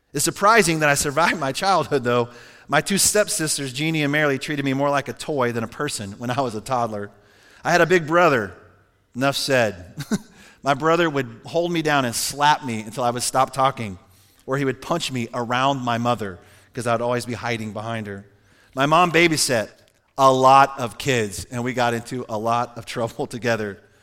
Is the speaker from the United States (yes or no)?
yes; Cheyenne, Wyoming, United States; I was born in Cheyenne, Wyoming, August seventeenth, nineteen sixty-nine.